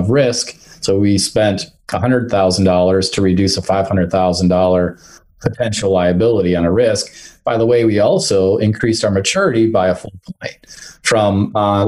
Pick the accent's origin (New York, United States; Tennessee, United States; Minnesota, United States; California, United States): Minnesota, United States; I'm from Minnesota, and we have 15 Fortune 500 companies here locally.